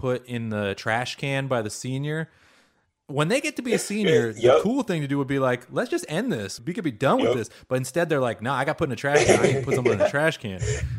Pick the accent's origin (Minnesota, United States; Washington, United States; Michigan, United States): Washington, United States; Seattle; first language Hebrew; English is a second language; also born or lived in Fontana, California / Rancho Cucamonga, California / Oakland, California; I grew up in Seattle